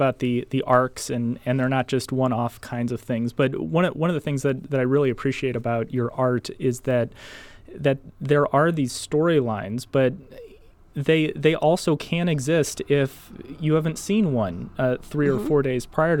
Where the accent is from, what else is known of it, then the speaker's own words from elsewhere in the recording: Belleville, Illinois, United States; my experience with comics growing up is walking downstairs, picking up the Belleville News Democrat